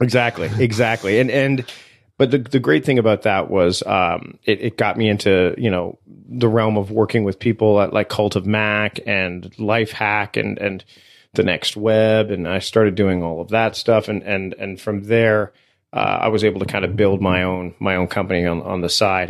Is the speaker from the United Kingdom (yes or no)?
no; Canada; I am Canadian